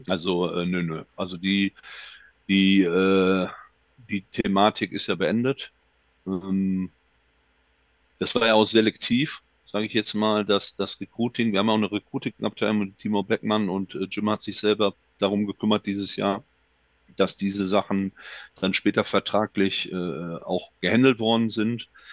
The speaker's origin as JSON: {"language": "German", "country": "Germany", "also_born_or_lived": "Düsseldorf", "said": "bei uns in Deutschland"}